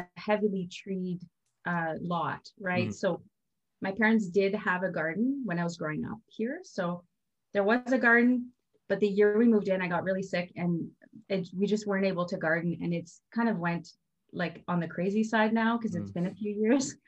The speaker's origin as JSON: {"language": "English", "country": "Canada", "said": "I'm French Canadian, so I do come from a family where, you know, my grandmother had like 14 kids."}